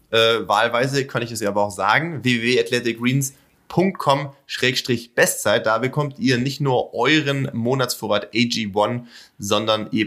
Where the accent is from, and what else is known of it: near Pforzheim, Baden-Württemberg, Germany